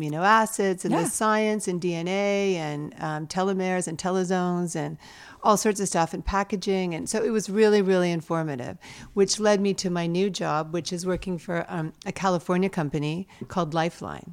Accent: Toronto, Ontario, Canada; also born or lived in Montreal; now in United States; I grew up in Toronto

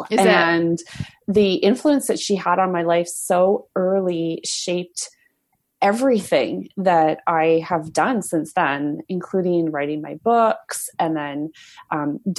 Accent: Alberta, Canada; when I was growing up in Alberta

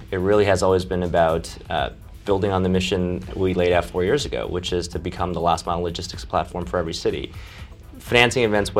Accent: Champaign, Illinois, United States; also born or lived in China; Growing up in Champaign, it's a small town feel. And you know, my family emigrated here from China when I was five.

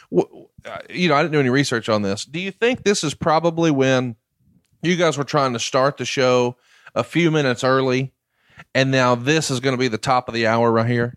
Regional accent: Alabama, United States; I'm from Alabama

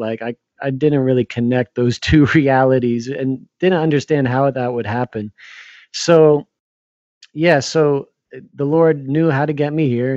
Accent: New Jersey, United States; moved away as an adult; now in New York City, United States; I grew up in New Jersey, about an hour and a half from Manhattan

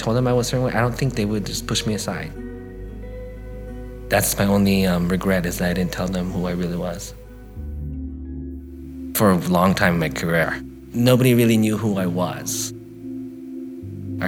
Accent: Guam; moved away as an adult; I'm from Guam

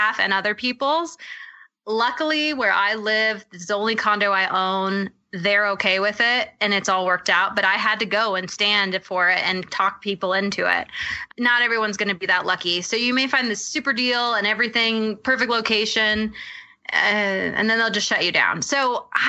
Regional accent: Maui, Hawaii, United States; I'm actually from Hawaii. So I'm from Maui

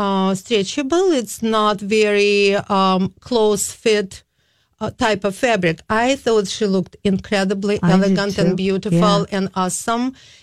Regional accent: Kyiv, Ukraine; now in St. Paul, United States; I came in 88 from Kiev. It is formal Soviet Union, Ukrainian Republic.

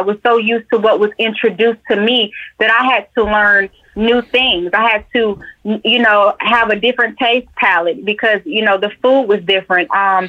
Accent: Atlanta, Georgia, United States; born or raised there

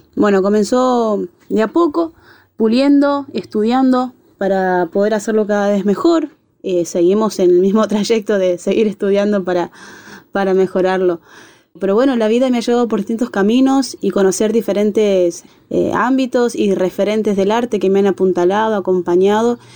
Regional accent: Córdoba, Argentina; mi Córdoba querida

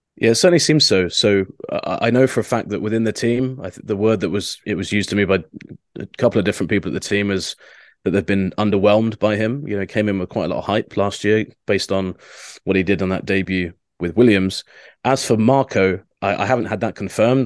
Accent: United Kingdom; as a Brit

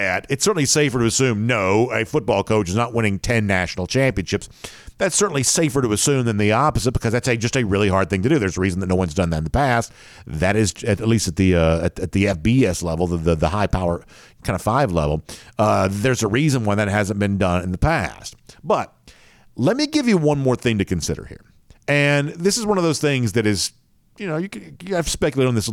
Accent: Gainesville, Georgia, United States; I'm from Gainesville, downtown Gainesville

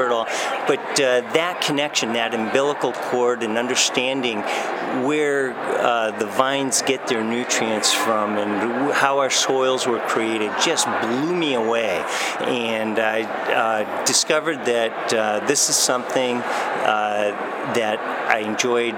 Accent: Bellevue, Washington, United States; also born or lived in Walla Walla, Washington; I grew up in Bellevue

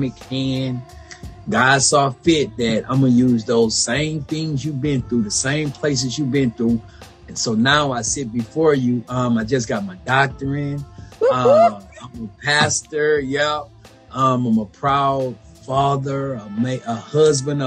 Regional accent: Baton Rouge, Louisiana, United States; I'm from Baton Rouge, Louisiana

